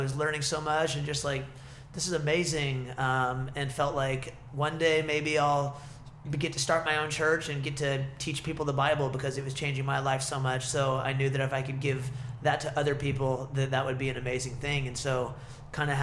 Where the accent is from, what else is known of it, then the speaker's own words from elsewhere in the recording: Ashland, Oregon, United States; also born or lived in Eugene; Ashland's kind of my hometown